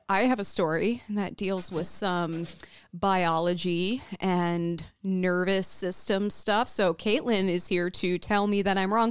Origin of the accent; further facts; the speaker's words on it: Illinois, United States; now in Minnesota, United States; I grew up in Illinois